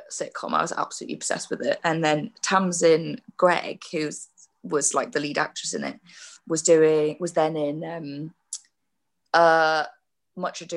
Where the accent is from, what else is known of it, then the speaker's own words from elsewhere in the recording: Tynemouth, North East England, United Kingdom; accent: Geordie; moved away; I grew up in just outside of Newcastle, a place called Tynemouth